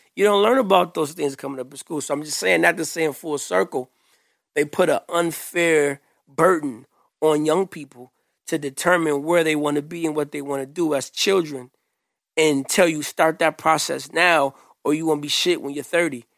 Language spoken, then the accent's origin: English; Grand Rapids, Michigan, United States; I grew up here in Grand Rapids on the Southeast side.